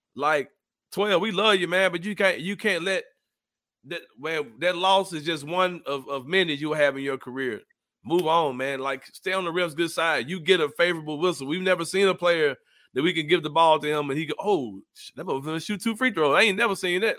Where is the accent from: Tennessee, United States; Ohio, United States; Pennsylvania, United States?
Tennessee, United States; Memphis; We come from Memphis